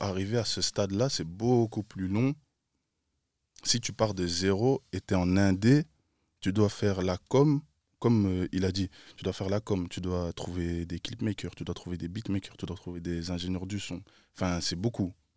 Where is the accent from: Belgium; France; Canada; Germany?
Belgium; Brussels, Brussels-Capital Region; Je viens de BX